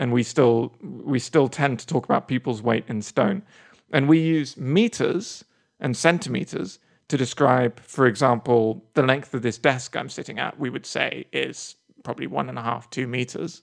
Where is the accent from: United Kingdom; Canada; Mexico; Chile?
United Kingdom; England; now in United States; I come over here as an English person